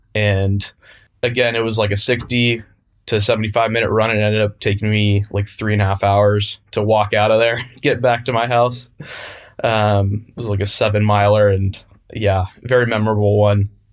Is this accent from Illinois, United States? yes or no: no; San Francisco, California, United States; I grew up in San Francisco, uh, California, still here today